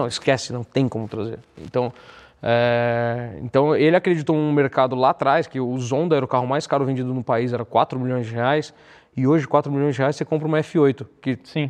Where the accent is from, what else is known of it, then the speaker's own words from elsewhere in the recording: São Paulo, Brazil; a minha família família de classe média baixa da Zona Leste, então nasci no Tatuapé